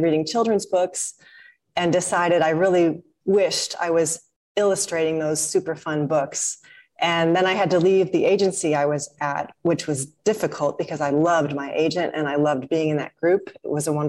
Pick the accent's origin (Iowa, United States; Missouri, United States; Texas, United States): Missouri, United States; St. Louis; now in Malaysia; I grew up in St. Louis, Missouri